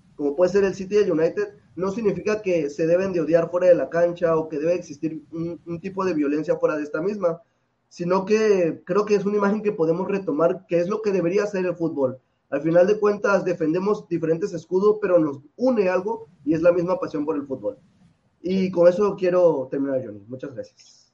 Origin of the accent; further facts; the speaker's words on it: Mexico; en mi país, que creo que ya todo el mundo sabe, que soy mexicano